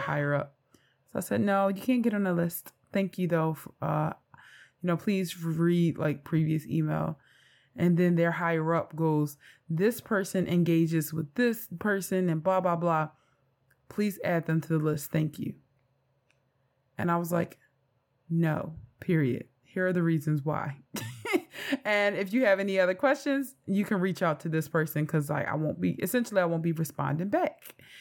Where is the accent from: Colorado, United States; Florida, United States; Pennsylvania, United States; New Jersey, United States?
Pennsylvania, United States; Philadelphia; I am from North Philadelphia